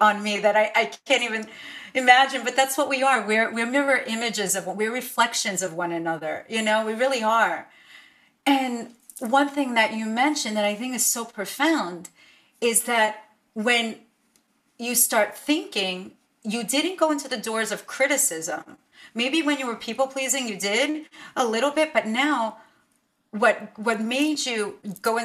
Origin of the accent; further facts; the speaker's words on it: New York City, New York, United States; English is a second language; I slept in a crib until I was about almost 5 years old in this one little bedroom apartment in Brooklyn.